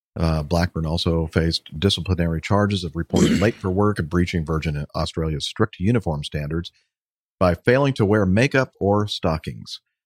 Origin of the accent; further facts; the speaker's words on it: Long Beach, California, United States; I was born in Long Beach